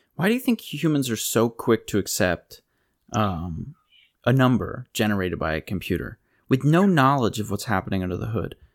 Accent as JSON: {"language": "English", "region": "Pennsylvania", "country": "United States", "tie": "born or raised there", "said": "I grew up in Pennsylvania"}